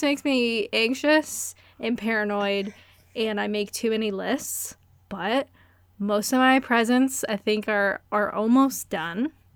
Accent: Canada; now in Kent, United Kingdom; I'm Canadian

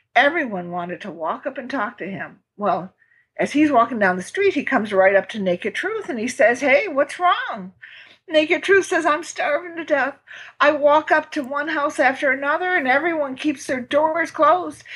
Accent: Midwest, United States; I'm from the Midwest

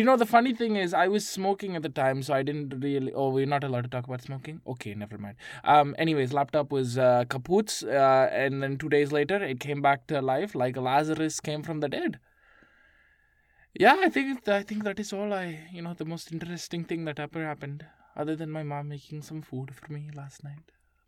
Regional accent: Toronto, Ontario, Canada; I am from Toronto, Canada. It is like an hour flight from New York. But that is originally where I'm from.

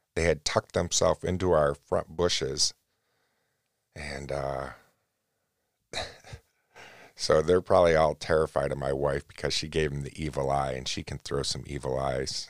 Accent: United States; me being an American

